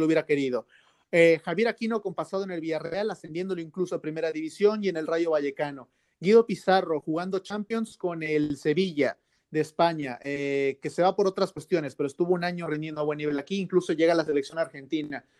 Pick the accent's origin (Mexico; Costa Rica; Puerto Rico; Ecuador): Mexico; now in Spain; ser mexicano